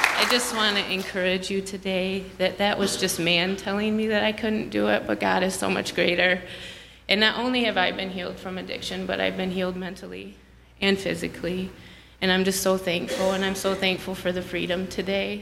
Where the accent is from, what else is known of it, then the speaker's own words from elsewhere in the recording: Grand Blanc, Michigan, United States; I'm from Grand Blanc, Michigan